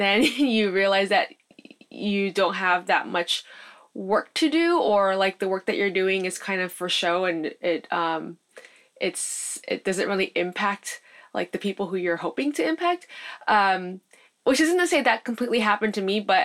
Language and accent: English; United States; being born and raised in the States